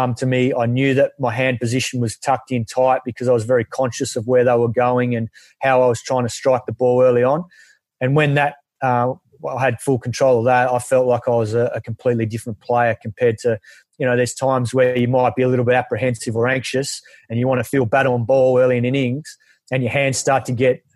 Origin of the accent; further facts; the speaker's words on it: Perth, Western Australia, Australia; growing up in Perth